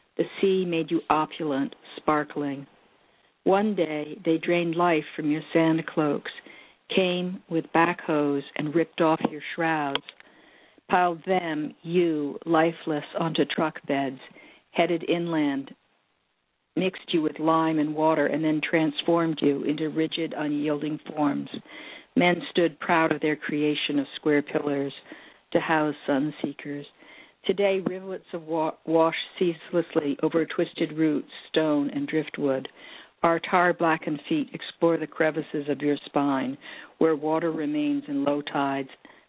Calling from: Oakland, California, United States; I'm calling from Oakland.

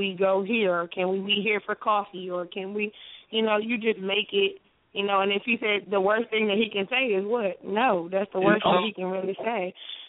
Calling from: Alabama, United States; I'm calling from Alabama.

